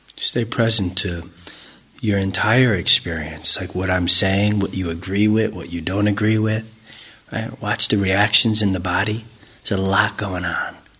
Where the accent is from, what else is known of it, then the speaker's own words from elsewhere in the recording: United States; growing up in America